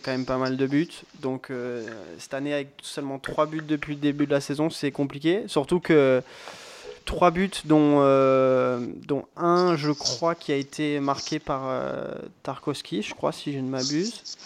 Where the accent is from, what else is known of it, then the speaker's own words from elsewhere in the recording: France; en tant que Français